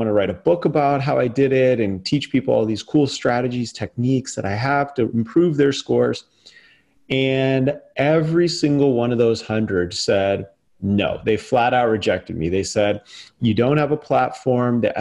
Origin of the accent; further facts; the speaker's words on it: Las Vegas, Nevada, United States; I was going to urban public schools in my hometown of Vegas.